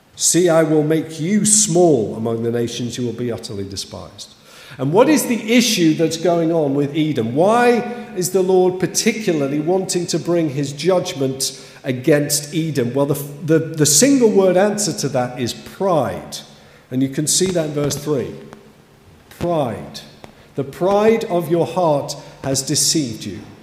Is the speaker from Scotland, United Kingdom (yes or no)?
no; Kidsgrove, West Midlands, United Kingdom; as a young person growing up in Kidsgrove, just down the road in the 80s